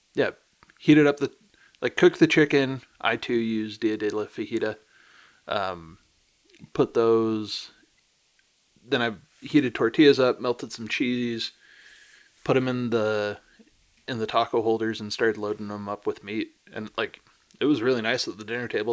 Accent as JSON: {"language": "English", "town": "Chicago", "region": "Illinois", "country": "United States", "tie": "born or raised there", "also_born_or_lived": "Northeast US", "moved": "yes", "said": "I grew up in Chicago"}